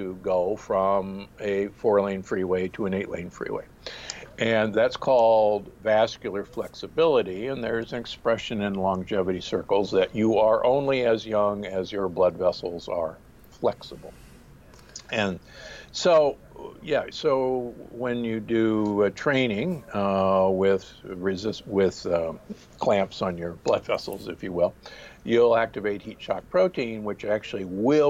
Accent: Omaha, Nebraska, United States; born or raised there; also born or lived in Milwaukee, Wisconsin; now in Palm Springs, United States

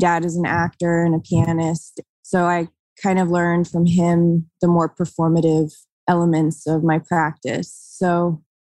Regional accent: Los Angeles, California, United States; I am born and raised in Los Angeles, born in Venice, Venetian born

